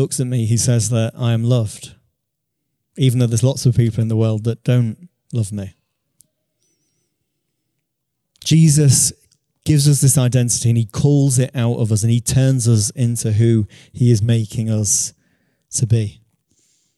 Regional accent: Beverley, Yorkshire and the Humber, United Kingdom; a church in the town that I grew up in Beverley

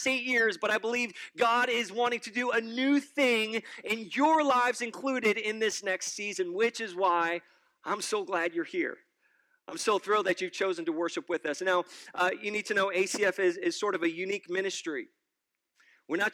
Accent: New York City, New York, United States; now in State College, United States; I am originally a New Yorker, born and raised in New York City all my life

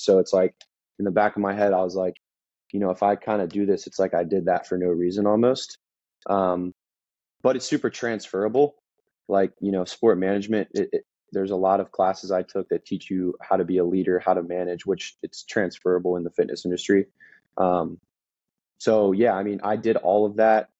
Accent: Maryland, United States; moved away as an adult; also born or lived in South Carolina; I grew up in Maryland, super small town.

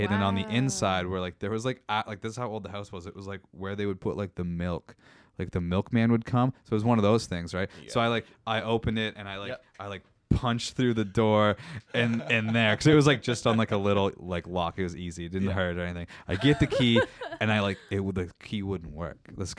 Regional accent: Meaford, Ontario, Canada; moved away as an adult; also born or lived in Kitchener; I'm originally from Meaford.

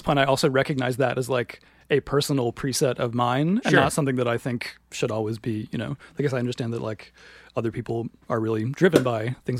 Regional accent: Williamsburg, Virginia, United States; In Virginia.

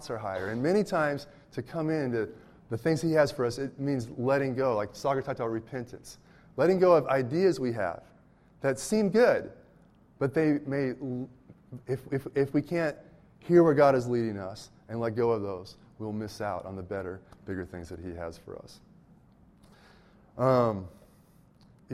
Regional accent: Berkeley, California, United States; I grew up in the Berkeley area

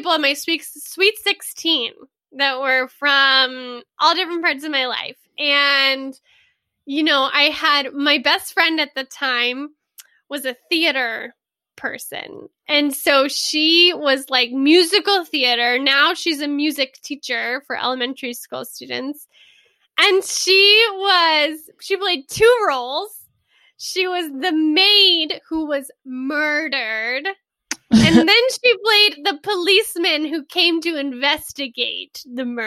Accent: Southeast Texas, United States; moved away as an adult; now in Italy; I grew up in Texas, just Southeast Texas on the Gulf Coast for 18 years, same house

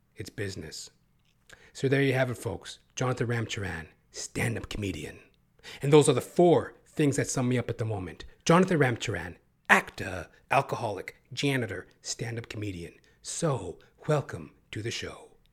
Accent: Canada; Canada where I live. You know, the Canadian, the Can, the Canuck motherfuckers, all of us

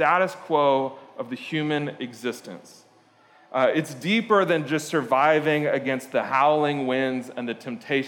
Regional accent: Lisbon, Portugal; moved away; I grew up in Lisbon, Portugal.

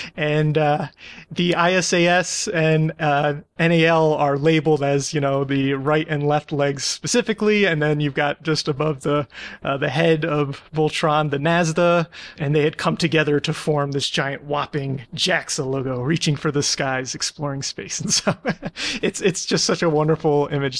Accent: United States; I'm an American

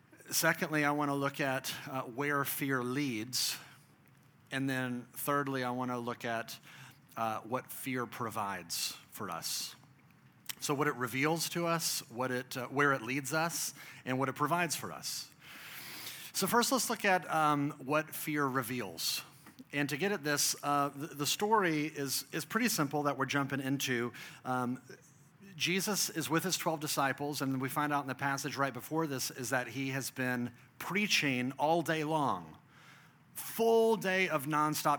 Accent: Dallas, Texas, United States; I grew up in Texas, I grew up in Dallas

